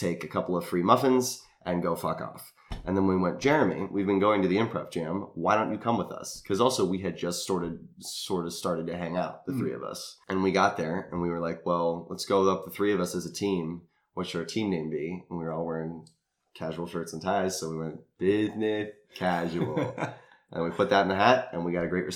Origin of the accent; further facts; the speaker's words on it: San Diego, California, United States; growing up in San Diego